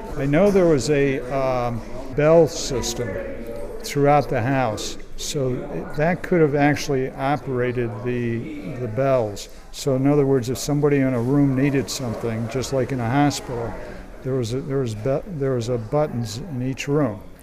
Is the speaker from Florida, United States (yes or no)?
no; Saranac Lake, New York, United States; now in Lake Placid, United States; the house that I grew up in in Saranac Lake is on Franklin Avenue